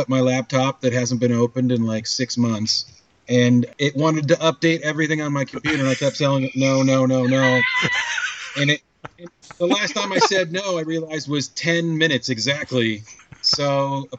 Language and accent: English; Washington, United States; I'm from Washington